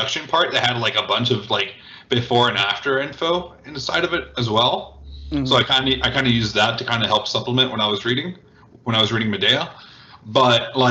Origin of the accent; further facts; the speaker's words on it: United States; I'm American, you know, Cuban race